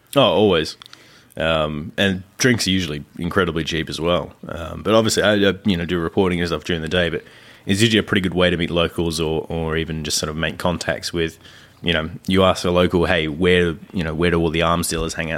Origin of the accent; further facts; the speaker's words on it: Australia; accent: Australian; my filthy Australian accent comes through much, much, uh, deeper